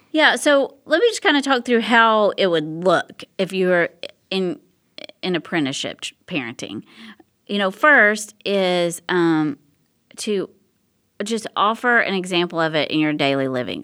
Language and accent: English; Tennessee, United States; now in Texas, United States; I'm originally from Tennessee